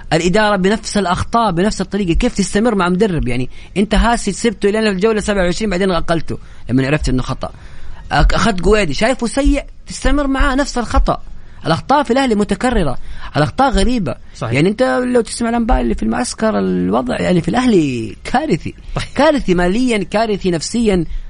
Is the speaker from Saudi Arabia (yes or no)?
yes; Saudi Arabia; نحن كسعوديين